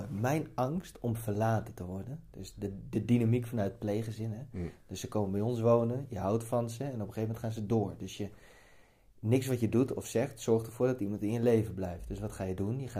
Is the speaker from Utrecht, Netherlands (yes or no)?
yes; Spakenburg, Utrecht, Netherlands; maar ik kom uit Spakenburg, dus, ik, ben, dus- ik ben gewoon zo.